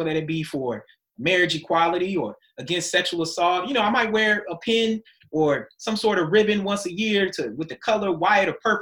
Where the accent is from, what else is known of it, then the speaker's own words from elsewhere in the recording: United States; also born or lived in Germany / Maryland; we were Americans. I mean, we were Americans first, and we were Black Americans